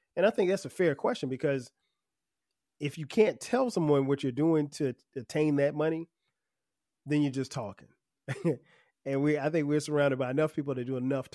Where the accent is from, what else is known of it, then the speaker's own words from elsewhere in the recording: Florence, South Carolina, United States; moved away; my hometown of Florence, South Carolina